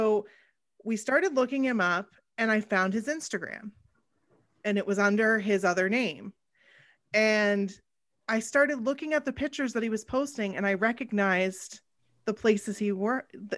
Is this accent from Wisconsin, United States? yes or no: no; Maine, United States; we're from Maine.